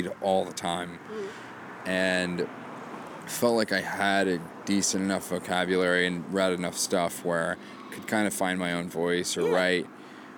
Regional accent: Maine, United States; moved away; I'm from Maine

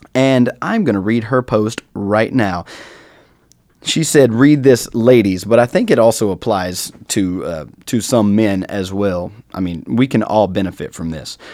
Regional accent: North Carolina, United States; I am from North Carolina, a major Confederate state.

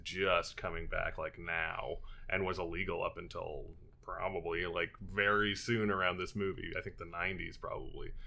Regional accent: Edmonton, Alberta, Canada; growing up in Edmonton we had a few more theaters

